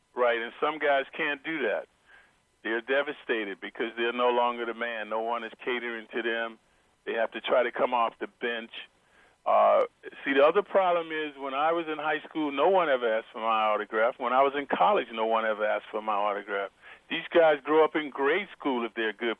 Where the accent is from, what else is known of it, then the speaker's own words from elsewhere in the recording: Atlanta, Georgia, United States; I grew up in Atlanta, Georgia